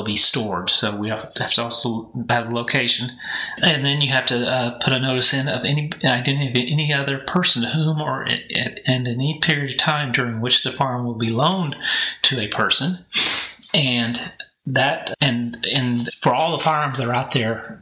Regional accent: a small town north of Kansas City, Missouri, United States; now in Texas, United States; I am from Kansas City. That's where I grew up, in a small town north of Kansas City, and went to high school there.

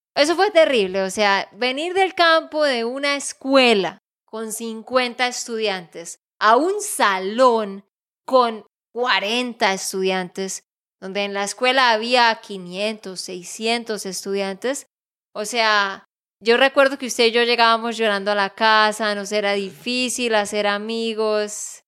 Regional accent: Santander, Colombia; de Santander, Colombia

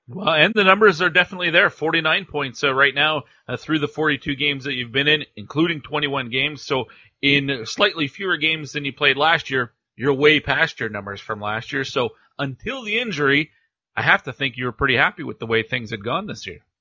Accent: Cold Lake, Alberta, Canada; a Cold Lake guy myself

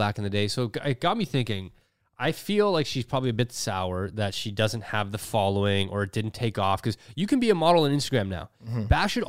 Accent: Mississauga, Ontario, Canada; Growing up as a kid, I used to skateboard at the post office. That's like literally what I did in Streetsville.

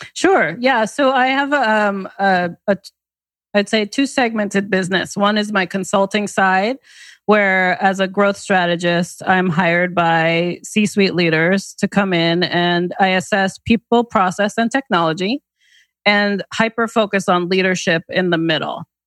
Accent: the New York area, United States; now in Connecticut, United States; I grew up in the New York area

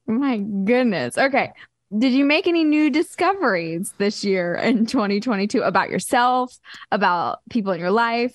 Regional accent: Wichita, Kansas, United States; now in Nashville, United States; growing up in Wichita, Kansas, like, there wasn't any pro teams for any sport.

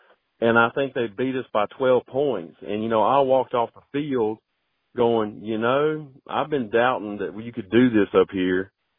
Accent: Macon, Georgia, United States; moved away as an adult; now in North Carolina, United States; I'm originally from Macon, Georgia, and I started my coaching career there

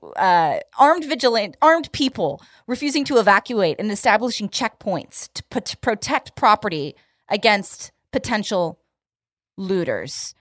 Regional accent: Bay Area, California, United States; my hometown of the Bay Area

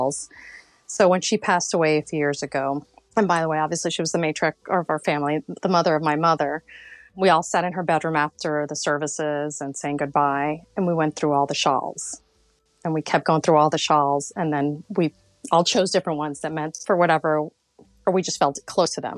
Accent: Florida, United States; born or raised there; also born or lived in New York City, United States / Colombia / Mexico / San Francisco, United States

